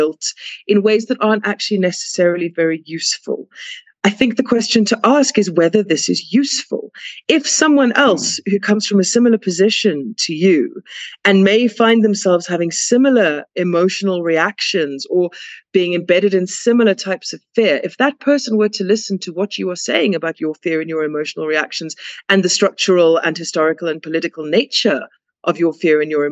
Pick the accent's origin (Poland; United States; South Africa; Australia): South Africa; because I'm South African